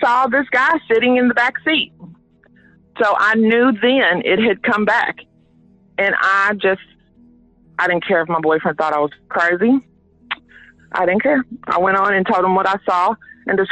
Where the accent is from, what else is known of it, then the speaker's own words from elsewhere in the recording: Louisville, Kentucky, United States; I was born and raised right here in the West End on Hazel and Broadway